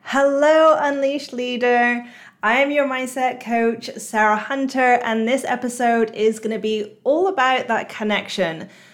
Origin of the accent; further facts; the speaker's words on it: United Kingdom; moved away as an adult; now in Singapore; I'm British, but I've just moved to Singapore.